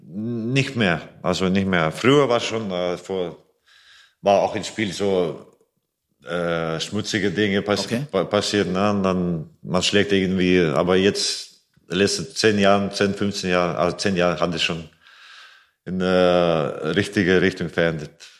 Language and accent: German; Riga, Latvia; German is a second language; moved away as an adult; also born or lived in Iceland / Germany; now in Melsungen, Germany; Lettland ist mein Geburts äh, mhm. Geburtsland